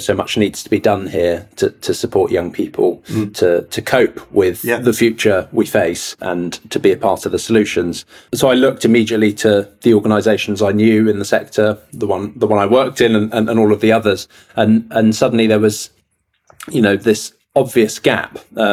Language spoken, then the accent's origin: English; Castilla-La Mancha, Spain; also born or lived in Dorset, England; I grew up partly in central Spain, between central Spain and Dorset on the southwest coast.